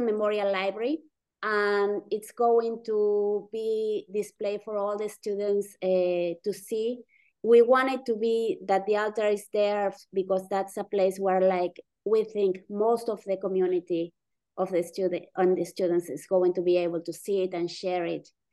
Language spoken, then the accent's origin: English; Argentina; moved away as an adult; also born or lived in Buffalo, New York; now in Starkville, United States; I am from Argentina originally.